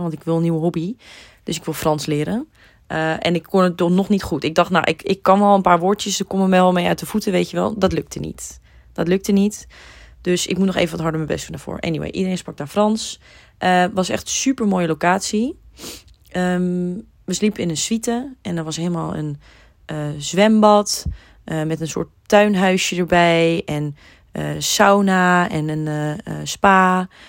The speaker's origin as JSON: {"language": "Dutch", "country": "Netherlands", "said": "wij als Nederlanders"}